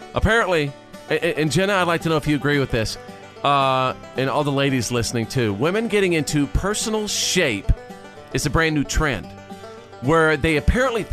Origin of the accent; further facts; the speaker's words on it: Wichita Falls, Texas, United States; growing up in North Texas. I was born in Wichita Falls, Texas. That's in North Texas.